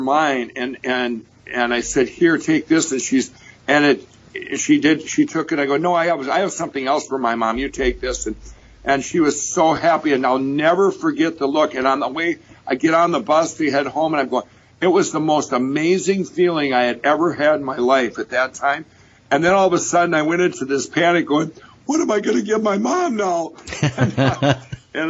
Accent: Chaska, Minnesota, United States; I grew up in Chaska, Minnesota

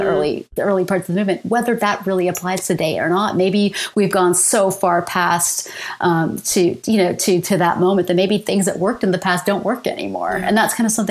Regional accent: London, Ontario, Canada; moved away as an adult; also born or lived in Winnipeg, Canada / Ann Arbor, United States; now in Ontario, Canada; So I'm from London, Ontario

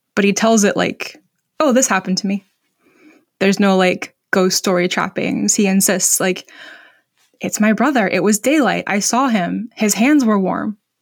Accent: Vermont, United States; my home state of Vermont

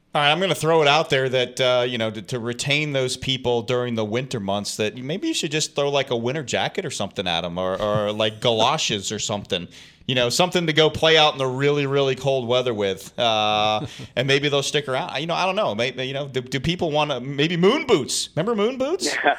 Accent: Massachusetts, United States; I'm from Massachusetts originally

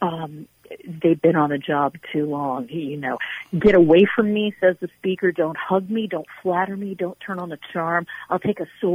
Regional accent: Virginia, United States; I was born and raised in Virginia

